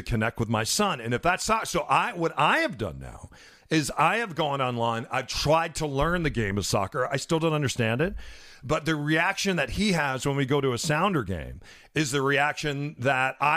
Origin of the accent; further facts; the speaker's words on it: Midwest, United States; I'm from the Midwest, so we still have supper